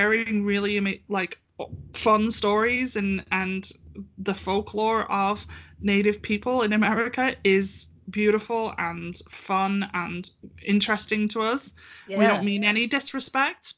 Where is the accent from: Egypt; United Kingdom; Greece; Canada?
United Kingdom; I'm British